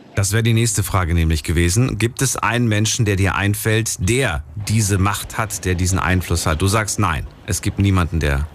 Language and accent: German; Thuringia, Germany; von meinem Geburtsort in Thüringen